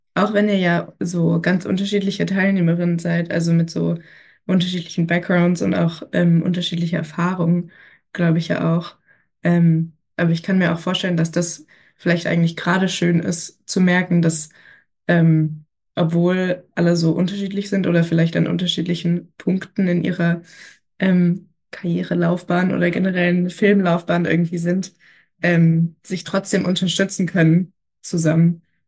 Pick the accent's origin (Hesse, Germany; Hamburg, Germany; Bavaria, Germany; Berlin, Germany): Berlin, Germany; ich komme auch aus Berlin